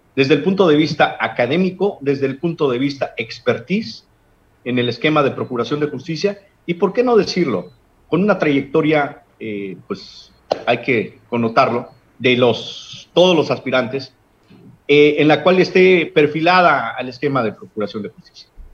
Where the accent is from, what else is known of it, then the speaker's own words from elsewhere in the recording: Guerrero, Mexico; En nuestro pueblo de Guerrero ya, digo, te lo digo como ciudadano